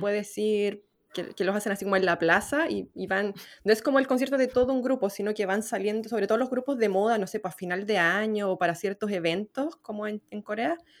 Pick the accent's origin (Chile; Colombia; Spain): Chile